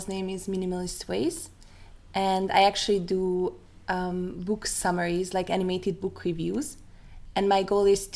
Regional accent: Hungary; now in Vienna, Austria; I'm actually from Hungary

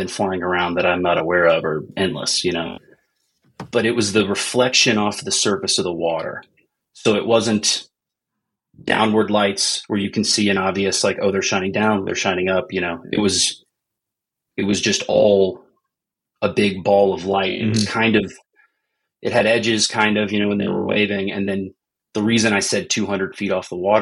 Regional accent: United States; growing up in America

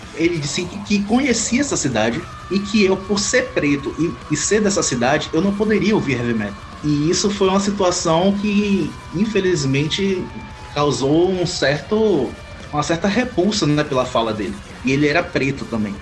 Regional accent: Santo Amaro, Bahia, Brazil; eu sou de Santo Amaro, aqui na Bahia

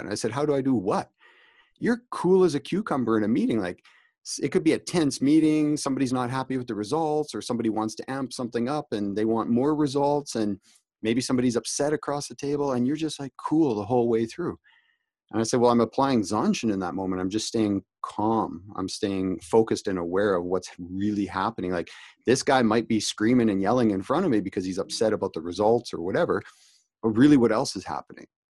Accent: Canada; also born or lived in Calgary, Alberta; I'm Canadian

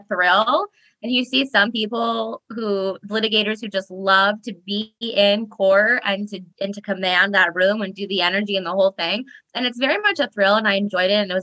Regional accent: Iowa, United States; now in San Diego, United States; I'm originally from Iowa. I did not grow up on a farm, but I did grow up close to a farm. And now I live in sunny San Diego

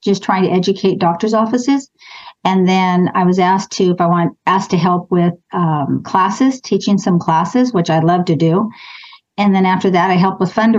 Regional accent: Clovis, California, United States; I grew up in Clovis. I've never moved or lived anywhere else. Went to Clovis High School

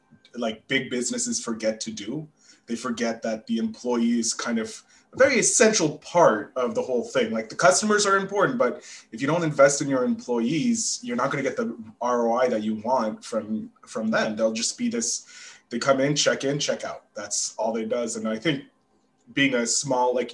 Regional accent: Canada; being Canadian

